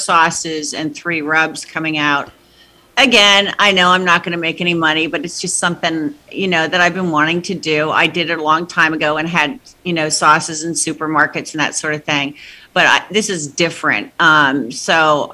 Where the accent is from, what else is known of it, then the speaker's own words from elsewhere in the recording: New Jersey, United States; I was raised in Jersey, because my dad was based out of Kennedy Airport